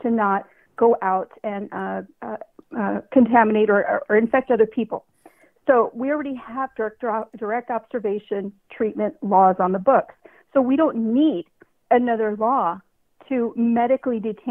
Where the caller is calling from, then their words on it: California, United States; I'm calling from California